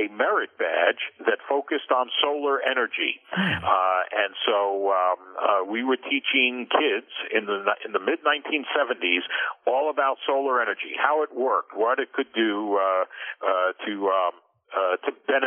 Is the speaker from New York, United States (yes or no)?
yes; New York City, New York, United States; New York City kid, grew up in Queens, went to high school in Manhattan and college in Brooklyn